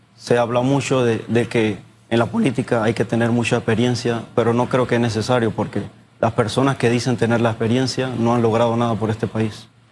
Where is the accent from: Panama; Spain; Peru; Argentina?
Panama; todos somos panameños